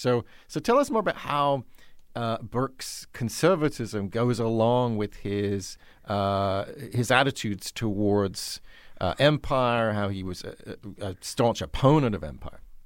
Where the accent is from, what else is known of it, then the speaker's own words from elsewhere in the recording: United Kingdom; confess to being a Brit myself